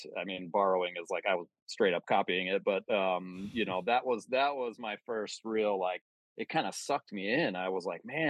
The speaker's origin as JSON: {"language": "English", "region": "Pennsylvania", "country": "United States", "tie": "born or raised there", "said": "I grew up outside of Philadelphia."}